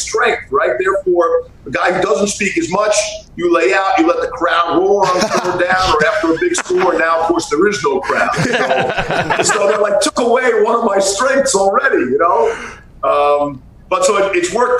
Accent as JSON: {"language": "English", "region": "New York", "country": "United States", "tie": "born or raised there", "said": "Growing up in New York and the Northeast"}